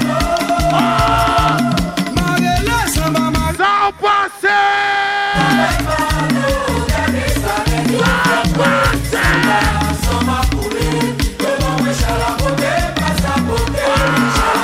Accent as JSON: {"language": "English", "country": "Jamaica", "said": "I'm from Jamaica, but I know a little bit of Trini"}